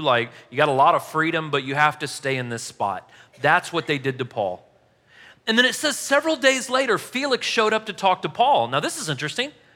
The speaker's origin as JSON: {"language": "English", "town": "St. Louis", "region": "Missouri", "country": "United States", "said": "I'm from Saint Louis"}